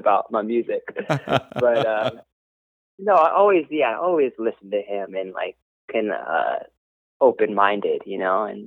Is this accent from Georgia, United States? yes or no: no; Los Angeles, California, United States; we're born and raised in Venice Beach.